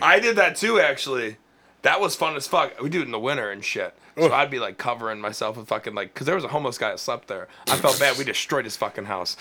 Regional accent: Cleveland, Ohio, United States; I grew up in Old Brooklyn

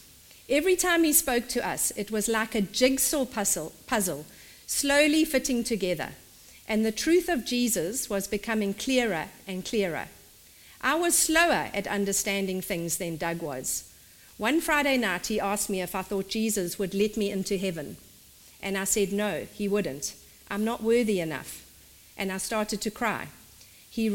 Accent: South Africa; In South Africa, we call it a dog collar

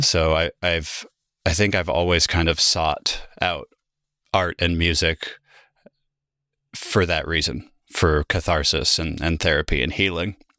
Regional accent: Salem, Oregon, United States; also born or lived in Germany; now in Portland, United States; I came back to my hometown where I was living before I left, in Salem

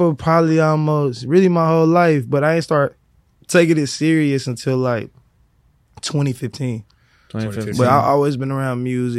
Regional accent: Memphis, Tennessee, United States; now in Dallas, United States; I'm originally from Memphis, but I've been in Dallas a long time since the Boogie era.

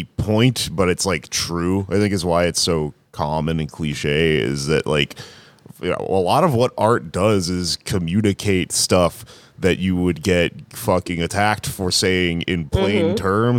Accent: South Korea; English is a second language; I'm from South Korea. It's a capitalist country.

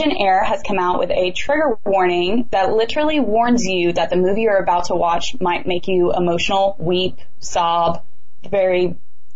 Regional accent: the South, United States; I'm from the South

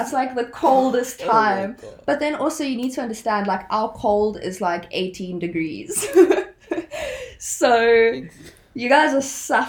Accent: South Africa; also born or lived in Cape Town; I stay in Cape Town. I'm from South Africa.

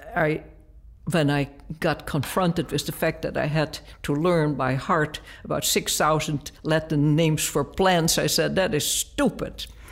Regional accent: Netherlands; moved away; I grew up in Holland

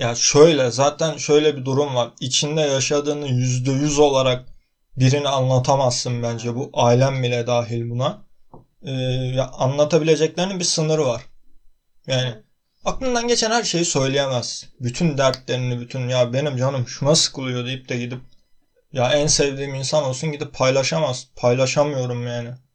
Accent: Artvin, Turkey; Artvinliyim ben.

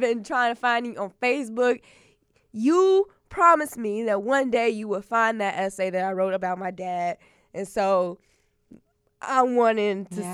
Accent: Chicago, Illinois, United States; I'm a poet from Chicago, yeah. from the South Side, like South South Side

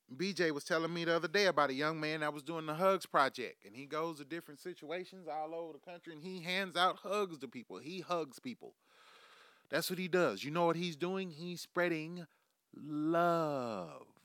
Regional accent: United States; we live in America

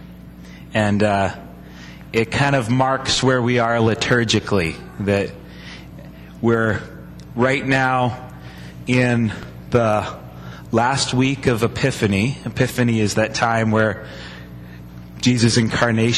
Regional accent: United States

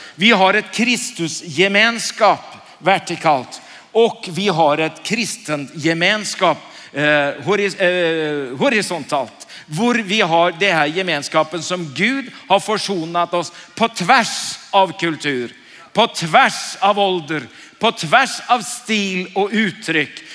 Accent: Oslo, Norway; Jag är från Oslo

